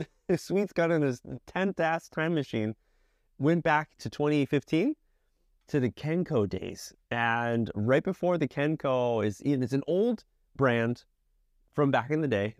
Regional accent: Connecticut, United States; I'm from Connecticut, so tri-state area

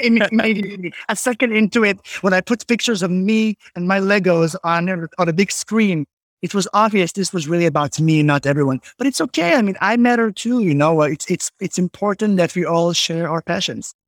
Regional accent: Israel; moved away as an adult; now in Tenafly, United States; growing up in Israel

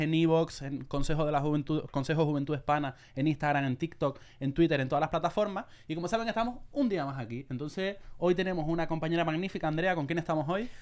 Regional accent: Canary Islands, Spain; yo soy de Canarias, soy más animado

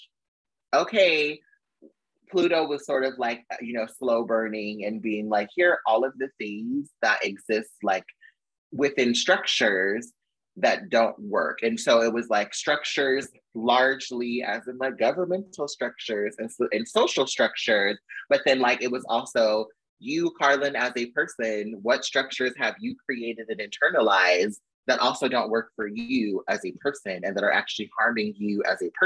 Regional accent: California, United States; moved away as an adult; also born or lived in Arizona; I'm from California, so I went back home and stayed with my mom

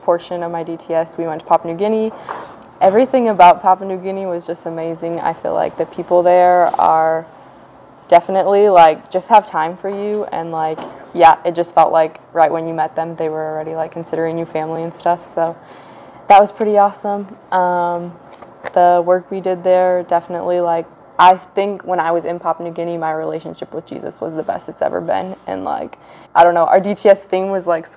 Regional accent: Lester, Iowa, United States; also born or lived in Alvord, Iowa; I'm from Lester, Iowa is like my hometown.

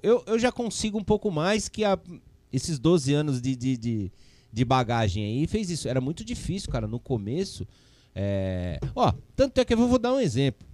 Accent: São Paulo, Brazil; also born or lived in Piraju / Ribeirão Claro / Chavantes; E eu sou aqui da Avenida Pompeia

